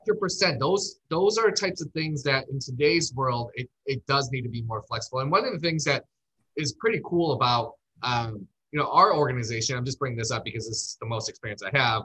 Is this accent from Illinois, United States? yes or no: yes; Chicago, Illinois, United States; now in Scottsdale, United States; I'm from Chicago, but I live in Scottsdale